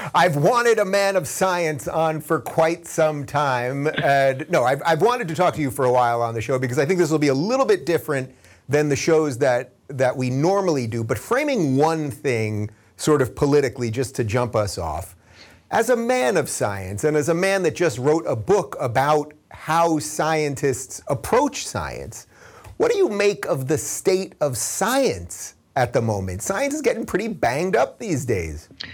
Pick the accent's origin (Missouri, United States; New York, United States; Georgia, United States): New York, United States; Long Island; growing up on Long Island